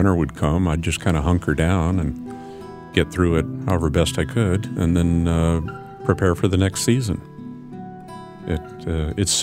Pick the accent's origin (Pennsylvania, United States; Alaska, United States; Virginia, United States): Alaska, United States; Anchorage; now in Southeast Alaska, United States; When I was growing up in Anchorage, back in the late 60s